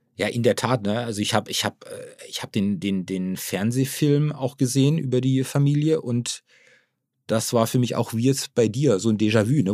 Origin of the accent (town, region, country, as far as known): Baden-Württemberg, Germany; born or raised there; now in Hamburg area, Germany